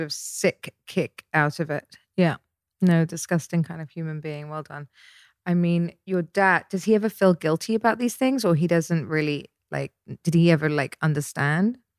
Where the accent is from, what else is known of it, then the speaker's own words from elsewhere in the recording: Dorset, South West England, United Kingdom; moved away; I grew up in Dorset